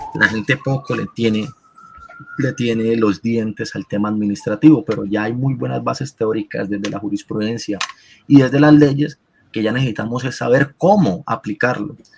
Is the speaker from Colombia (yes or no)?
yes; Colombia; Nosotros, como colombianos